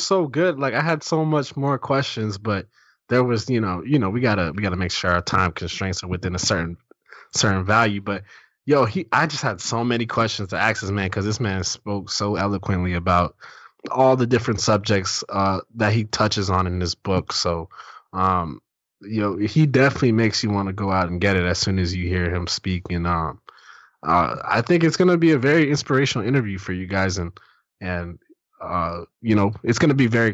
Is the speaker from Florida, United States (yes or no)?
yes; South Florida, United States; But I'm here in South Florida. That's, you know, my hometown.